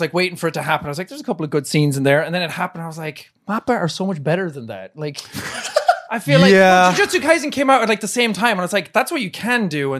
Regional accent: Ireland; I wasn't like being Irish or like being myself, so I was like, I'll speak clearly, and that was like, hello everybody, this is me. For some reason it just sounded American, I guess.

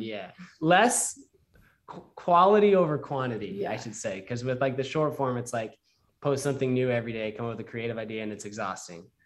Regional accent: Utah, United States; I was raised in Utah

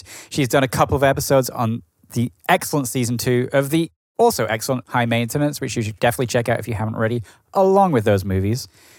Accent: Edinburgh, Scotland, United Kingdom; moved away; also born or lived in Brooklyn; my hometown of Edinburgh in Scotland.

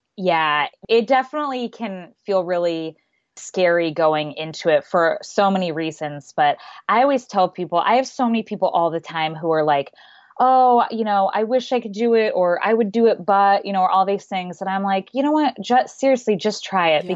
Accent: Phoenix, Arizona, United States; moved away as an adult; also born or lived in New York City / Seattle; I grew up in Phoenix and I wanted to live in New York City for college

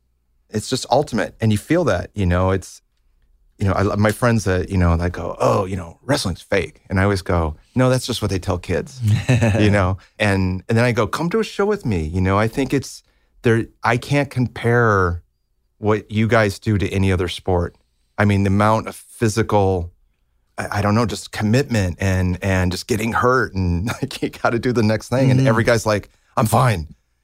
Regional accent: Libertyville, Illinois, United States; Yeah, I grew up in Libertyville, which is about 30, 40 minutes north of Chicago.

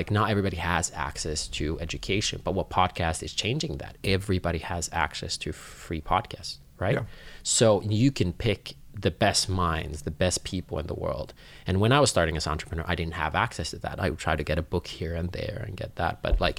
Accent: Finland; English is a second language; Like I come from Finland where education is free.

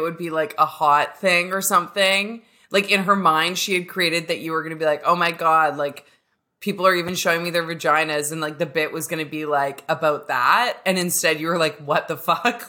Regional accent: Canada; I'm a lesbian from Canada

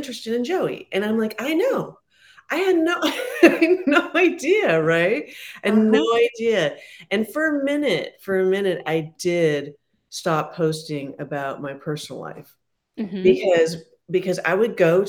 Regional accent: San Francisco, California, United States; I didn't grow up with hockey. I'm from San Francisco.

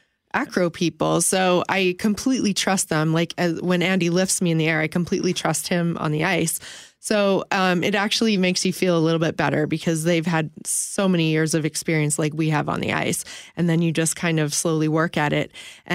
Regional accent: Steinbach, Manitoba, Canada; also born or lived in Winnipeg; I grew up in Steinbach, and I skated in Steinbach, and I started off competing until very high level, and I ended up moving to the city to train

